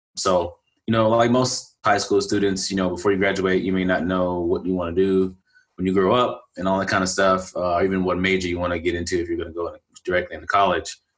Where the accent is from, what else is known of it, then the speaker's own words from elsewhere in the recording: Galveston, Texas, United States; my hometown is Galveston, Texas, and I grew up there